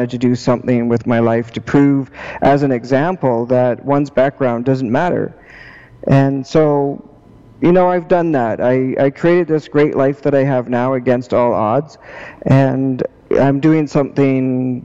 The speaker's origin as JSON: {"language": "English", "town": "Prince George", "region": "British Columbia", "country": "Canada", "moved": "yes", "lives_now": "Victoria, Canada", "said": "I'm from Prince George. And I currently live in Victoria"}